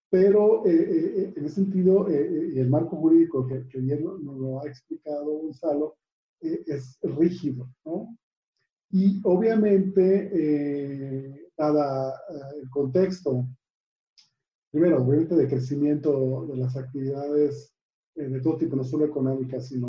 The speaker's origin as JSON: {"language": "Spanish", "region": "Tamaulipas", "country": "Mexico", "said": "productores que, que, están invisibilizados, como somos de Tamaulipas"}